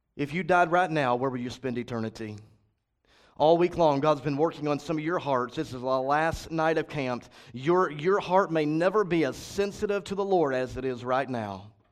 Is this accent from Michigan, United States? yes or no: no; Cleburne, Texas, United States; my church that I was raised in in Cleburne, Texas, seven and a half hours from here